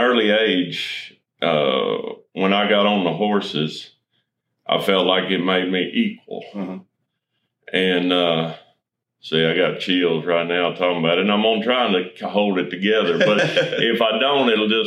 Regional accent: Chandler, Texas, United States; I grew up right here, close, right here south of Chandler. Went to school in Brownsboro.

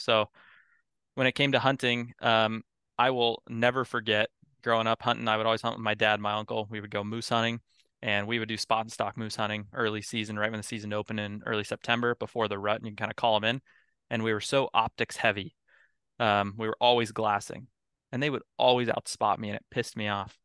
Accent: Eagle River, Alaska, United States; moved away as an adult; also born or lived in Bozeman, Montana; now in Bremerton, United States; I grew up in Eagle River. It's, uh, about twenty, thirty minutes out of Anchorage area

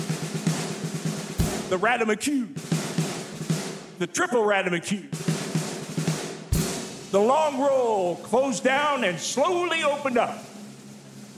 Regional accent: Greencastle, Indiana, United States; My high school band would march down the street in my hometown of Greencastle, Indiana

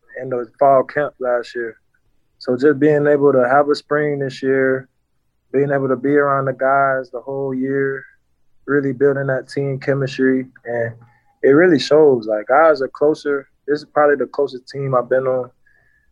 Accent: Tampa, Florida, United States; I'm from Tampa, Florida. I went to Hillsborough High School

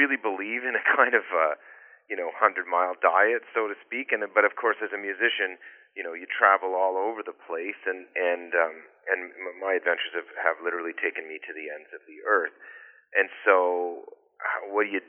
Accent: Georgian Bay, Ontario, Canada; also born or lived in British Columbia; now in Cobourg, Canada; I grew up driving boats on Georgian Bay

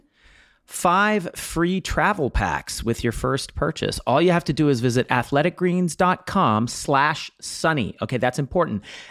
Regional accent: the South, United States; I am a Southerner.

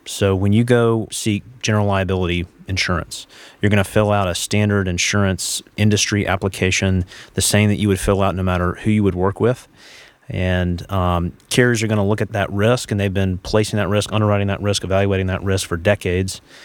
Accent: Charlotte, North Carolina, United States; I'm from the Charlotte area originally

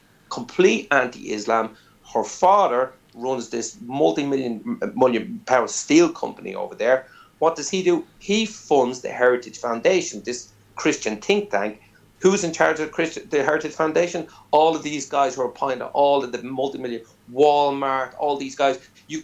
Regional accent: Ireland

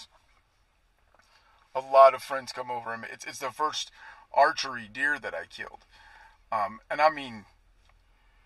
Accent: Kansas, United States; I come from Kansas, hunted a lot more whitetails, shot a couple of mule deer in Kansas, but it's not a big thing. We're a whitetail state

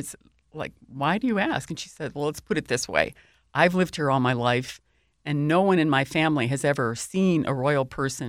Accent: Buffalo, New York, United States; obviously he knew where I was from because I said Buffalo.

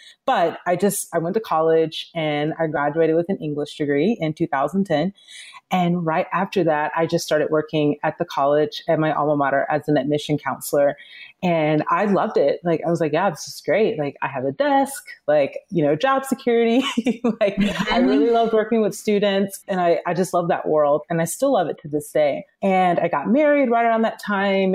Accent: Atlanta, Georgia, United States; now in Los Angeles, United States

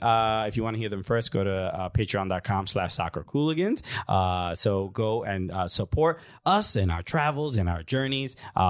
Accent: United States; But we're American

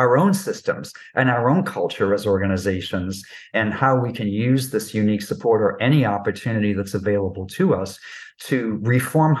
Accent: New York, United States; I'm a New Yorker

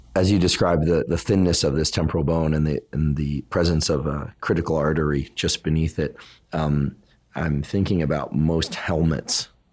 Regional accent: South Bay, California, United States; I'm from the South Bay

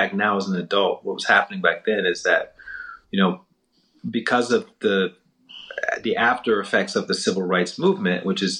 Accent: Southern United States, United States; Yeah, I grew up very much in the Bible Belt, going to church, and the stories of civil rights figures and the movement was very much a part of the day-to-day narrative

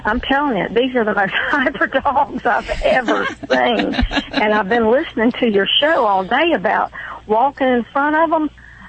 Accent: Thomasville, Georgia, United States; now in Tallahassee, United States; I'm actually in Tallahassee, Florida, but I'm from Thomasville, Georgia.

